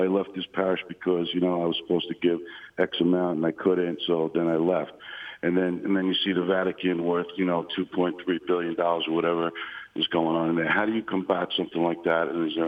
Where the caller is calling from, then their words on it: New Jersey, United States; New Jersey.